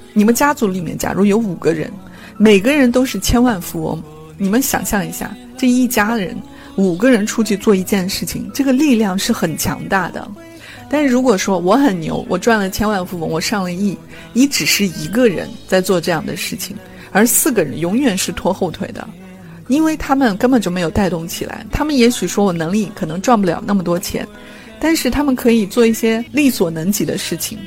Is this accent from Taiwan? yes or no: no; China; 我们中国人的思维